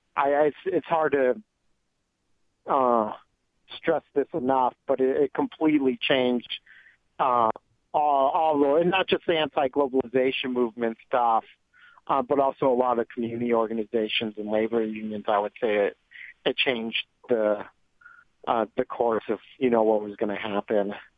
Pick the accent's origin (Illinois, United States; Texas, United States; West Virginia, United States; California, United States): Illinois, United States; Joliet; I am in Joliet, Illinois, my hometown